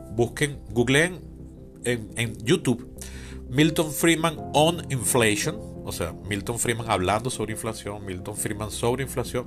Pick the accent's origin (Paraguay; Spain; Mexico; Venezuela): Venezuela; Caracas, Capital District; desde Caracas, Venezuela, mi ciudad natal.